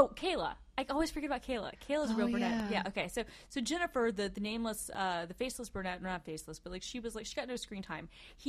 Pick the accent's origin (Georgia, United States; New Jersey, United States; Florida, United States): Georgia, United States; I'm from Georgia.